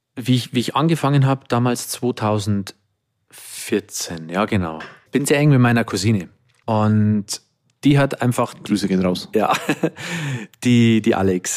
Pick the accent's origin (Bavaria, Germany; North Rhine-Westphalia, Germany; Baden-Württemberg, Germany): Bavaria, Germany; bin im, im katholischen Dorf in Bayern aufgewachsen